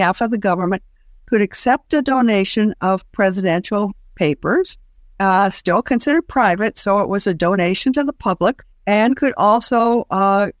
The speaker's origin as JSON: {"language": "English", "region": "Iowa", "country": "United States", "tie": "born or raised there", "said": "my home state of Iowa"}